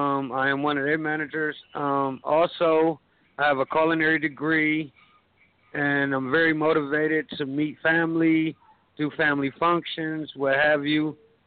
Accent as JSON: {"language": "English", "town": "Cleveland", "region": "Ohio", "country": "United States", "tie": "born or raised there", "said": "I was born and raised in Cleveland, Ohio, where I reside now."}